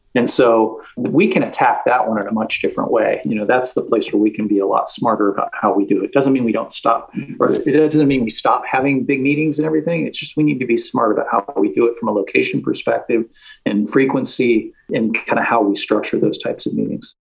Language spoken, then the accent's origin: English; West Coast, United States; moved away as an adult; now in San Francisco, United States; I was raised on the West Coast